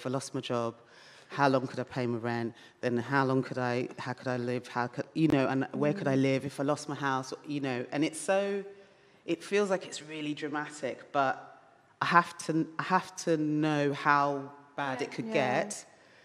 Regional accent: London, United Kingdom; I'm a Londoner

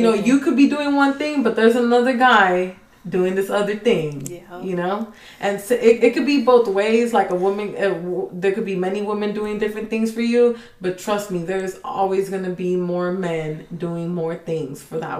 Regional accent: Mexico; English is a second language; now in United States; I'm Mexican, but I'm American as well

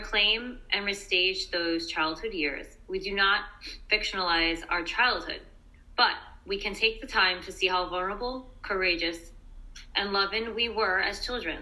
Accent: New York City, New York, United States; I grew up in Brooklyn. I'm from Brooklyn

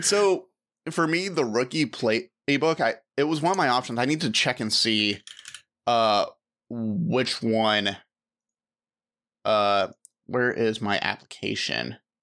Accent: United States; a United States citizen

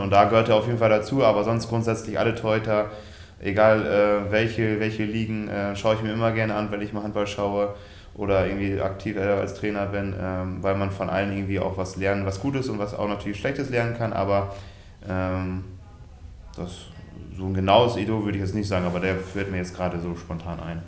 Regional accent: Germany; in Ort äh, Westerwolleding, wo ich aufgewachsen bin

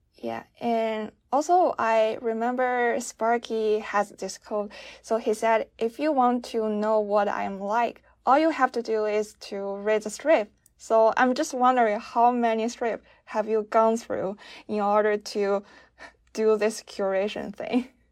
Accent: China; I'm from China

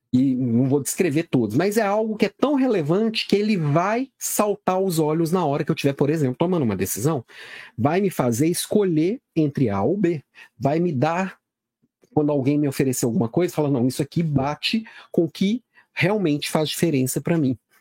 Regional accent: Belo Horizonte, Minas Gerais, Brazil; now in Florianópolis, Brazil; sou de Belo Horizonte, moro em Florianópolis, mas sou daí

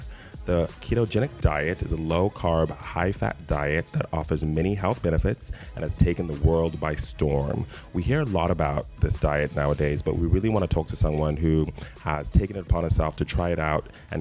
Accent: South Africa; also born or lived in Zimbabwe; now in Los Angeles, United States; I was born in Zimbabwe, grew up in South Africa, and now I live in Los Angeles

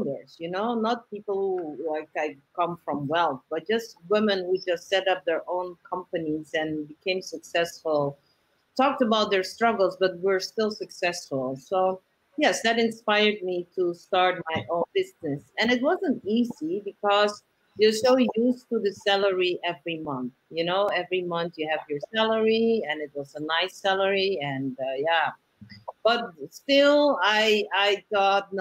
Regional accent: Suriname; moved away as an adult; now in Amsterdam, Netherlands; I was born in Amsterdam, but my parents went back to Suriname because they said it, for them it was important to raise their children there. And then I came back to study

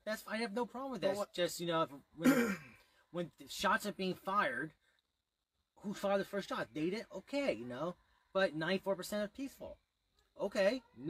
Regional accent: United States; I am American, I am a white, and I am a Muscat.

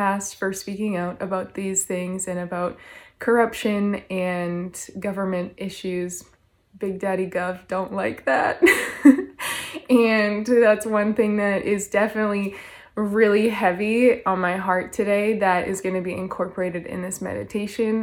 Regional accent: Canada; I'm from Canada

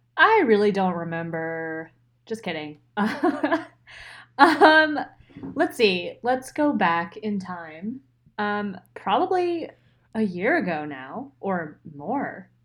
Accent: right outside of Philadelphia, Pennsylvania, United States; moved away as an adult; also born or lived in Rochester, New York; I'm from Pennsylvania, so not the Pittsburgh side. Never been to Pittsburgh. Um, but right outside of Philly. And born there, grew up there

